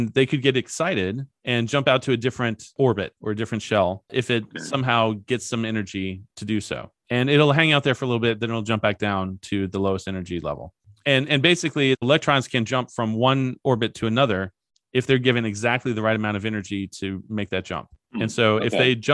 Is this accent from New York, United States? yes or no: no; Kentucky, United States; I'm from Kentucky